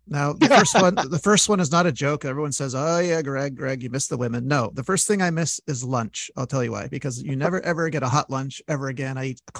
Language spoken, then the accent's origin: English; Montreal, Quebec, Canada; reason I stayed almost 10 years because I'm from Montreal. You know how cold it gets here.